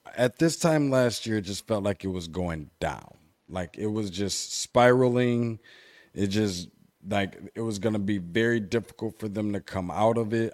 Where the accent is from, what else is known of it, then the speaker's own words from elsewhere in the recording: Michigan, United States; Being from Michigan